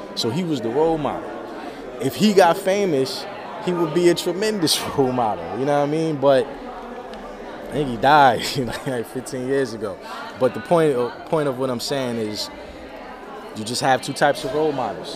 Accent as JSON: {"language": "English", "town": "New Brunswick", "region": "New Jersey", "country": "United States", "said": "I'm from New Brunswick, New Jersey. But uh, I used to live in South Jersey"}